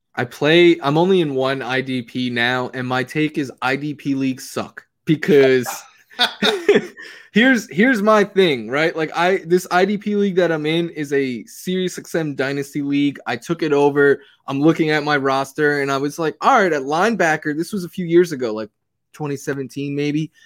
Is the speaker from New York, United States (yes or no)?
yes; New York City, New York, United States; now in Los Angeles, United States; from New York City